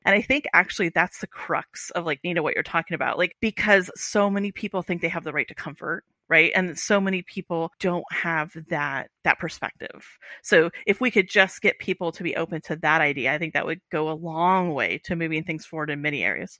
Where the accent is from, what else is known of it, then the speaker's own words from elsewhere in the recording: Iowa, United States; moved away; I'm grew up in Amer-, as an American in, in a, you know, in Iowa